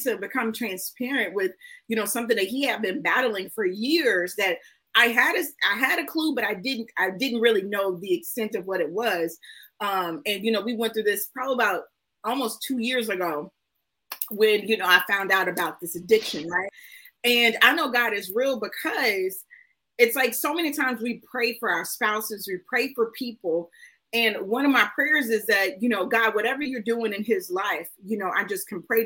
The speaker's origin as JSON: {"language": "English", "town": "Houston", "region": "Texas", "country": "United States", "said": "I'm from Houston"}